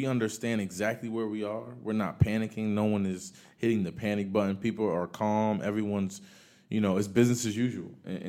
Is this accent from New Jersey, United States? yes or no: yes; Paterson, New Jersey, United States; I came from Paterson, New Jersey, where my mother just made enough for us to, you know, buy a home and move out.